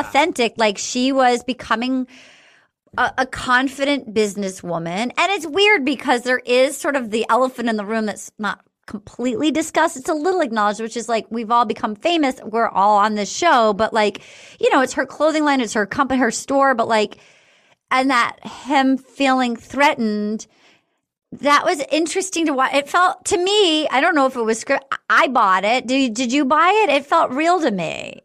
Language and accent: English; East Coast, United States; I grew up on the East Coast.